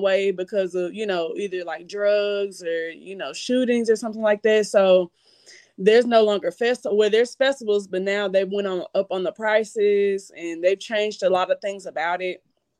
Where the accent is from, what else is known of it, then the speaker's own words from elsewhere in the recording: Chattanooga, Tennessee, United States; moved away as an adult; now in Murfreesboro, United States; I'm from Chattanooga, Tennessee. I'm actually living in Murfreesboro now. So it's a really big difference. Like when I grew up in Chattanooga, it was the best time.